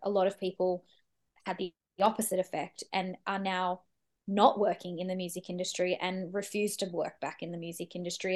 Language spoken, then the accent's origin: English; Sydney, New South Wales, Australia; moved away as an adult; now in Melbourne, Australia; I grew up in Sydney and I, I moved to Melbourne when I, about, probably about eight years ago